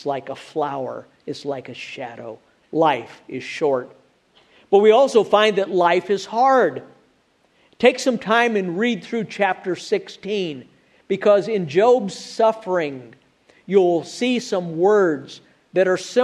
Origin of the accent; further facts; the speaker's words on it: Illinois, United States; now in Alabama, United States; I grew up in Illinois, where there are supposed to be four seasons. Now I live in Alabama